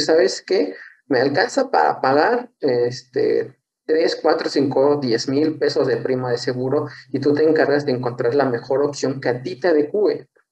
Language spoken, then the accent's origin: Spanish; San Luis Potosí, Mexico; soy de San Luis